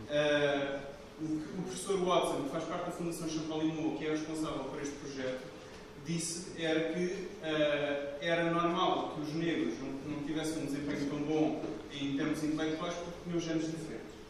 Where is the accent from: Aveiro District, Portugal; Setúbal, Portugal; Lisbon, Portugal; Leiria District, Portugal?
Lisbon, Portugal; pelo sotaque já perceberam sou de Lisboa.